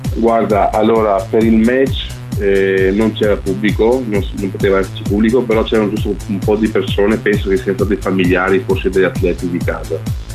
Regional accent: Albania; now in Italy; sono andato giù in Albania, nel mio paese natale

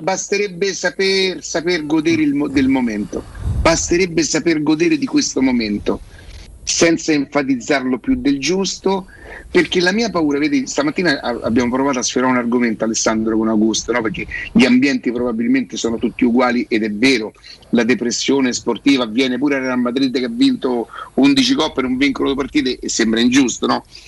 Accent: Rome, Lazio, Italy; io so da Roma

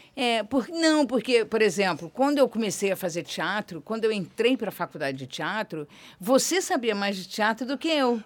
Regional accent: Rio de Janeiro, Brazil; Eu brincava em Vila Isabel, eu, eu fiquei, eu nasci em Vila Isabel, eu fiquei até meus 10 anos

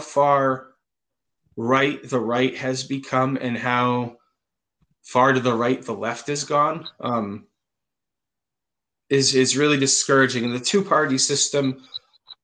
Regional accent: Concord, Massachusetts, United States; now in California, United States; I'm not originally from California. I was born in Concord, Massachusetts.

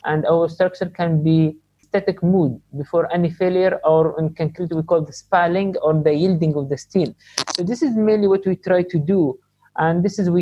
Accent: Sharjah, United Arab Emirates; I'm from Sharjah

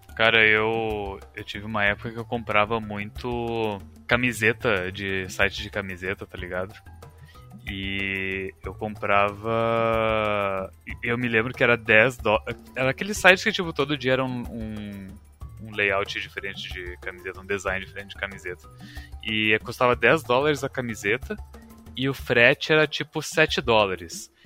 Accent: Brazil; a gente fala Raven, tipo o Ra brasileiro

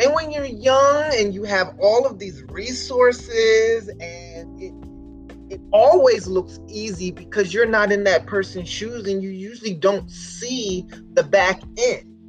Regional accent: Camden, New Jersey, United States; that is where i was born and raised

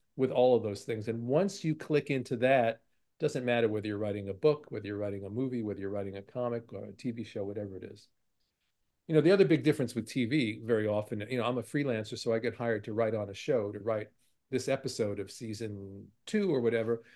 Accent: New York City, New York, United States; I grew up in Brooklyn

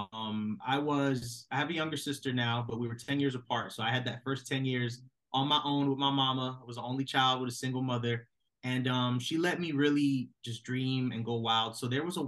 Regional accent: Virginia, United States; I grew up in Virginia.

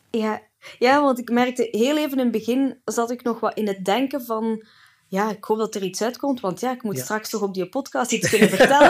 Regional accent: Italy; moved away; heel mijn kindertijd in Italië

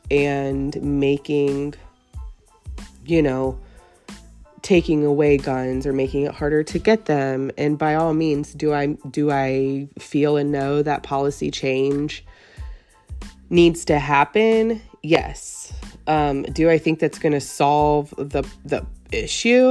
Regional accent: Katy, Texas, United States; I'm local. I'm from Katy.

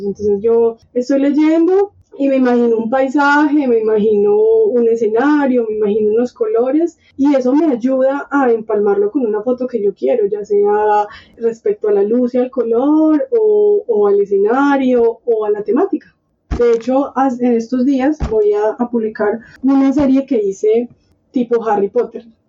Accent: Colombia; porque somos colombianos

